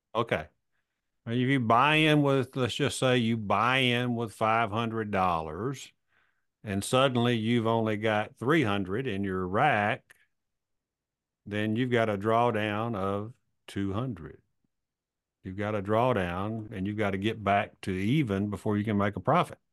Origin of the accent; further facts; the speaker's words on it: Alabama, United States; I'm a redneck from Alabama